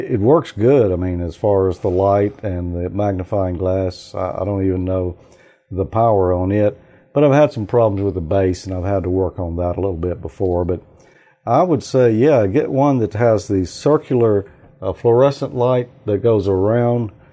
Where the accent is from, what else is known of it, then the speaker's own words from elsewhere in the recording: Mississippi, United States; I'm from Mississippi.